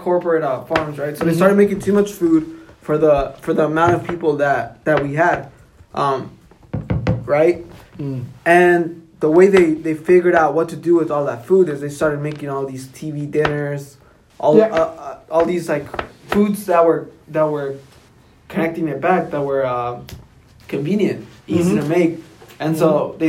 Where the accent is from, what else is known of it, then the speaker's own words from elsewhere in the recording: South Carolina, United States; We're from Southern Carolina